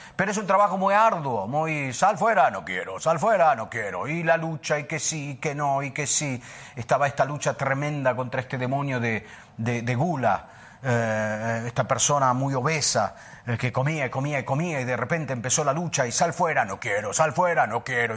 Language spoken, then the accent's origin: Spanish; Buenos Aires, Argentina; also born or lived in Italy / New Zealand; now in Sardinia, Italy; Yo nací en, Buenos Aires, eh, por parte de padre soy eh, libanés-francés, por parte de madre italiano-español, pero nací en Buenos Aires